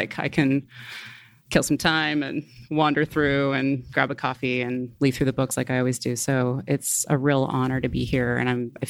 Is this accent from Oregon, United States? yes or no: yes; Portland, Oregon, United States; also born or lived in Beaverton, Oregon; I grew up in Portland